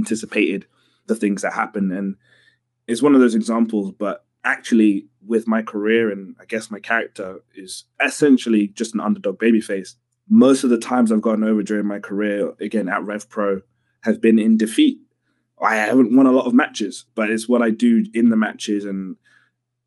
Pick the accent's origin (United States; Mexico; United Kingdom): United Kingdom; London; I'm a kid from London